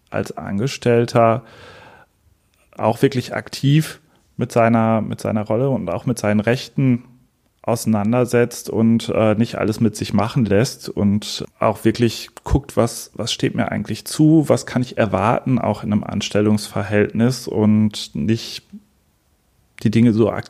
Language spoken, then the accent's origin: German; Münster, North Rhine-Westphalia, Germany; ich bin 39 Jahre alt. Ich komme aus Münster